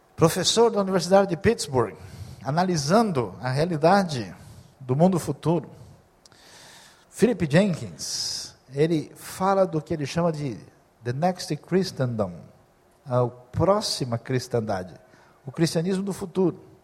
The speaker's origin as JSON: {"language": "Portuguese", "country": "Brazil", "said": "é do Brasil"}